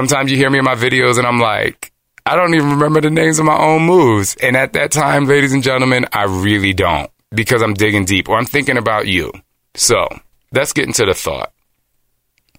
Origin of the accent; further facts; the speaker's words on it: New Jersey, United States; also born or lived in Philadelphia, Pennsylvania; I grew up in Jersey, not with a lot of money.